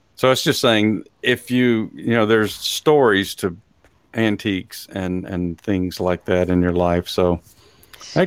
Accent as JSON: {"language": "English", "region": "Texas", "country": "United States", "said": "I'm from Texas"}